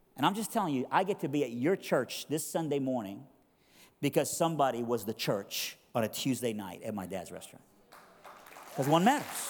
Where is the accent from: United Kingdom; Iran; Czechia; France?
Iran; now in Durham, United States; a missionary from Iran